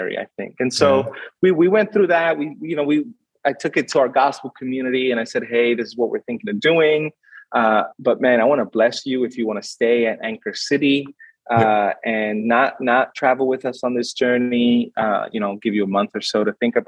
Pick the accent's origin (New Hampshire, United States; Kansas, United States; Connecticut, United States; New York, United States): New York, United States; New York City; moved away as an adult; now in Sydney, Australia; I grew up in Brooklyn